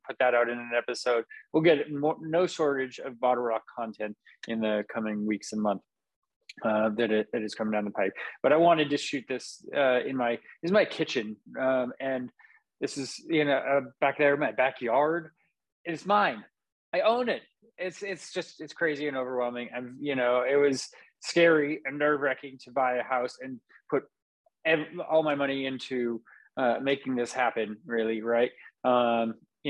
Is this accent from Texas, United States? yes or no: no; Napa, California, United States; moved away as an adult; now in Vacaville, United States; I grew up in Napa to a degree.